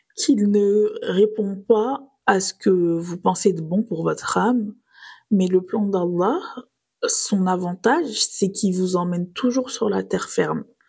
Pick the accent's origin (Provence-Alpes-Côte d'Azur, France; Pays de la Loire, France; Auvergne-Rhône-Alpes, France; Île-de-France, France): Provence-Alpes-Côte d'Azur, France; Nice; j'ai grandi à Nice, donc sur les galets.